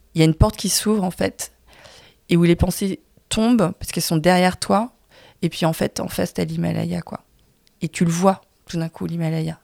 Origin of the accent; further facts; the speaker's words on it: France; je suis née en France